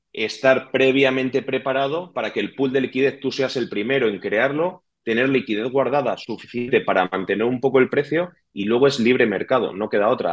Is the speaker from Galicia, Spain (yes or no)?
no; Madrid, Community of Madrid, Spain; Yo nací en Madrid, he tenido ese barrio de Madrid antiguo